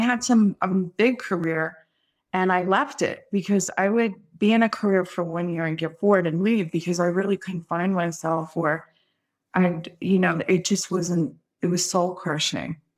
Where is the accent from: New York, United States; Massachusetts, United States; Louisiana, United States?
New York, United States; Brooklyn; moved away; also born or lived in California; I'm from Brooklyn